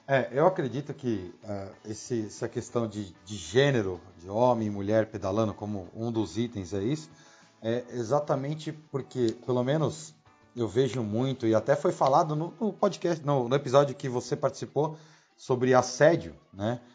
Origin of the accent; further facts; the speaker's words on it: São Paulo, Brazil; somos aqui de São Paulo